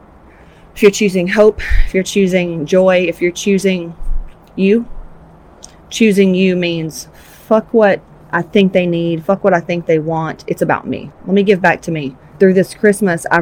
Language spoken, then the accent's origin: English; Georgia, United States; I'm from Georgia, Southern Baptist